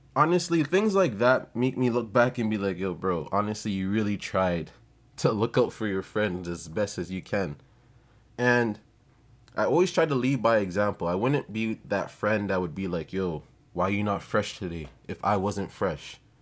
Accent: Jamaica; I'm not gonna blame it on being Jamaican, but I'm gonna blame it on being Ja-, Jamaican

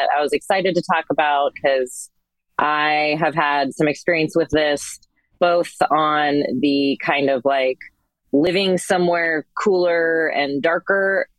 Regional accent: Northern California, United States; moved away as an adult; also born or lived in North Carolina / Washington State; I'm from Northern California originally

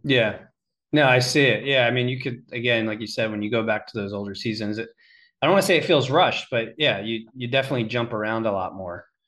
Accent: Pennsylvania, United States; being from Pennsylvania

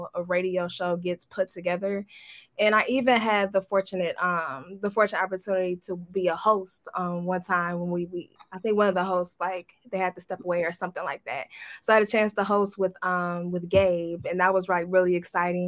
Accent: Detroit, Michigan, United States; growing up in Detroit

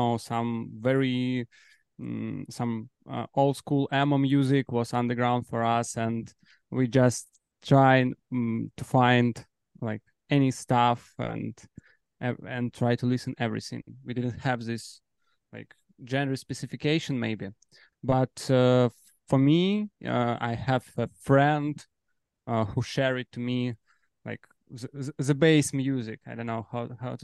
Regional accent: Belarus; now in Warsaw, Poland; We are from Belarus exactly, but now we're based in Poland.

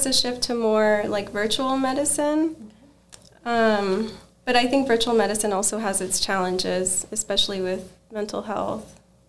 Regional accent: El Paso, Texas, United States; I'm actually from El Paso. I was born and raised here.

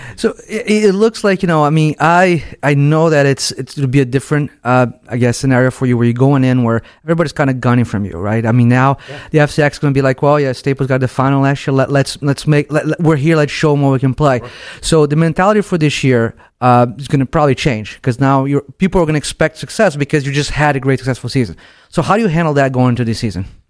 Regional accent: Brazil; now in United States; I'm I'm really from Brazil, so I came to the U.S. in the early '90s

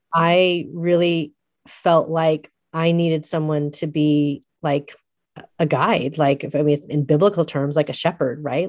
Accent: San Francisco, California, United States; also born or lived in Eugene, Oregon; having grown up in San Francisco

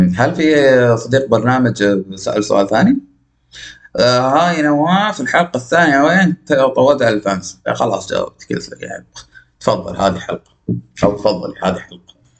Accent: Najd, Saudi Arabia; accent: Najdi; نجدي من قلب صحراء نجد

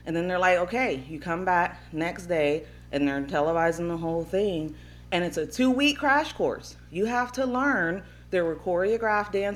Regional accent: Upper East Coast, PA, Pennsylvania, United States; From the Upper East Coast, PA.

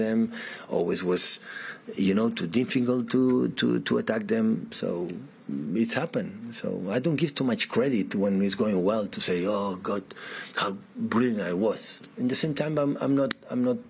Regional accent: Catalonia, Spain; English is a second language; moved away as an adult; also born or lived in Munich, Germany; now in England; I was in my hometown, in my country, Catalonia, in my club

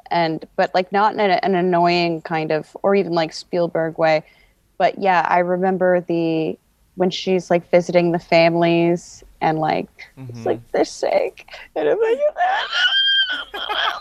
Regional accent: Midwest, United States; also born or lived in Indiana / New York; now in Los Angeles, United States; I'm from the Midwest

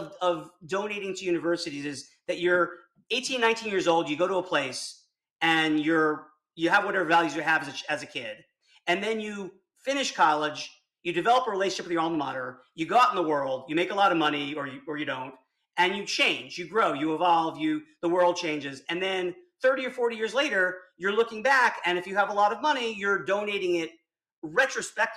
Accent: South Miami, Florida, United States; moved away; I grew up in South Miami, in kind of a bad part of town

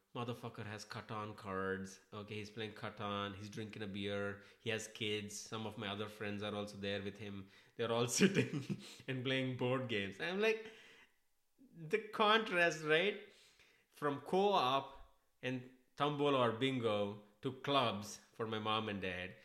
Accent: Hyderabad, Telangana, India; moved away as an adult; also born or lived in Chennai; I am from Hyderabad

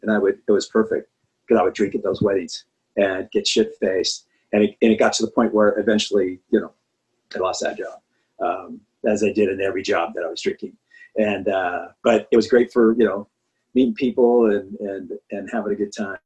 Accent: Anaheim, California, United States; I grew up in Anaheim, California

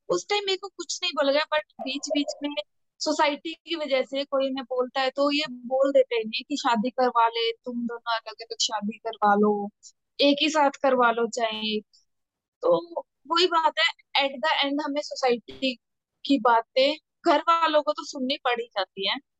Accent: Haryana, India; moved away; मैं हरियाणा से बिलोंग करती

